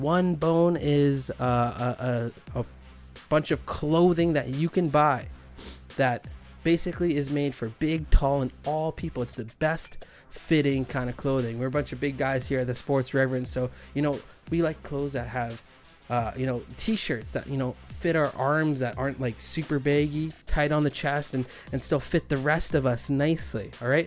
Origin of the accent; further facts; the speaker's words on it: Winnipeg, Manitoba, Canada; now in Toronto, Canada; I'm from Winnipeg